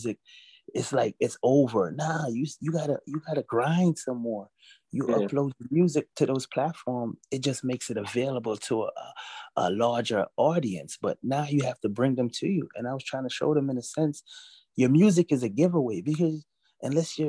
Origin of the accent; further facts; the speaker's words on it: New York City, New York, United States; also born or lived in Jamaica; I was born in Jamaica. I was raised in Brooklyn, New York